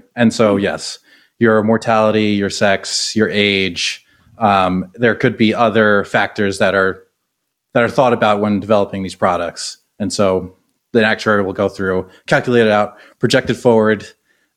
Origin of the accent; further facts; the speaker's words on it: New York, United States; moved away as an adult; now in Houston, United States; I grew up in New York